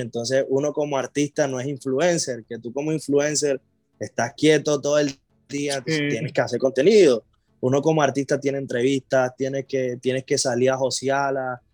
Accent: Colombia; yo soy de Colombia, pero yo vengo de una ciudad que en Colombia es de, de mucha alegría

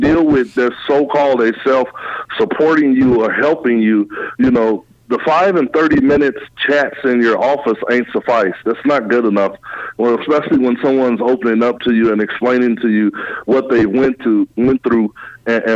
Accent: Chicago, Illinois, United States; moved away as an adult; also born or lived in Los Angeles, California; now in Des Moines, United States; I'm a native of Chicago, and I've lived in L.A. for part of my life. When I grew up in Chicago, I graduated from high school.

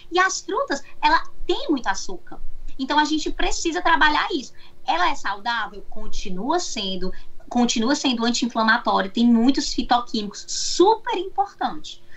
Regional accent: Fortaleza, Ceará, Brazil; moved away as an adult; now in United States; sou de Fortaleza. Quando eu saí de Fortaleza para cá, eu já atendia em Fortaleza

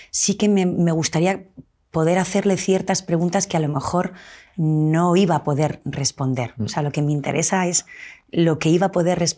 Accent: Cantabria, Spain; yo soy cántabra.

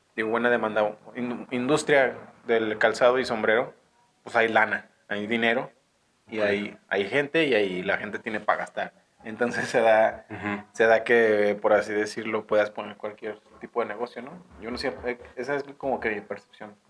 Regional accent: Guadalajara, Jalisco, Mexico; now in San Francisco del Rincón, Mexico; yo soy de Guadalajara, Jalisco

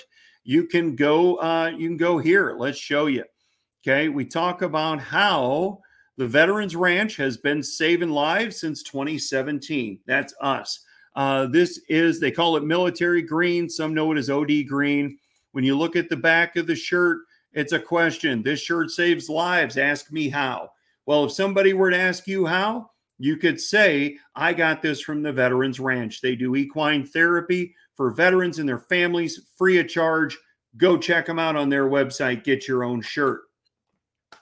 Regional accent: Missouri, United States; I'm from Missouri.

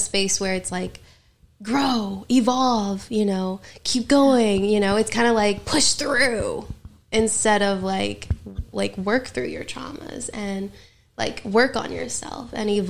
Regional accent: North Carolina, United States; moved away as an adult; now in Los Angeles, United States; Yeah, so basically we're from North Carolina, and so I lived here all my life

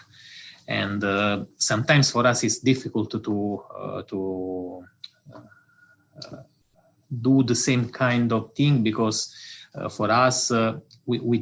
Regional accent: Italy; accent: Italian; English is a second language; moved away as an adult; also born or lived in Osaka, Japan; now in Delft, Netherlands; I'm Italian, as it is probably easy to understand from my English accent

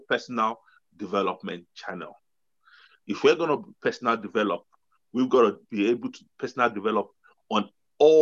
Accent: Nigeria; now in United Kingdom; I grew up in Nigeria

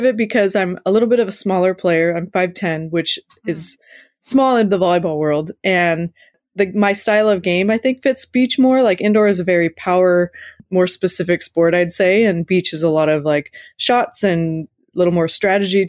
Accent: Los Alamitos, California, United States; I grew up in Los Alamitos, which is obviously close to the coast in Southern California

